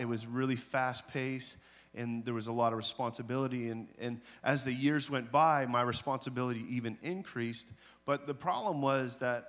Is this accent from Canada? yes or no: yes; British Columbia, Canada; also born or lived in Nova Scotia; Because I grew up, you know, I was born in Nova Scotia, but then I moved into the interior of British Columbia